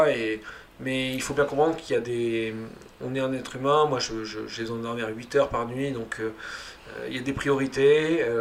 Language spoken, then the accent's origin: French; Occitania, France; chez mes parents à Toulouse. C'est ça. la campagne, euh, là où j'ai grandi en fait, et là où j'ai mes idées.